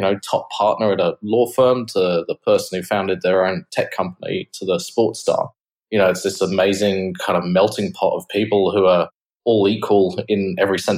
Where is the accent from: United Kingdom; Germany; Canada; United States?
United Kingdom; England; moved away as an adult; now in Australia; as you can probably tell from my accent, I'm from the UK originally.